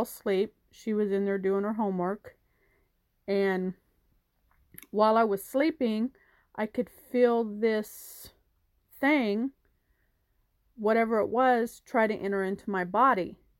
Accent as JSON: {"language": "English", "town": "Wichita", "region": "Kansas", "country": "United States", "said": "I'm from Wichita, Kansas"}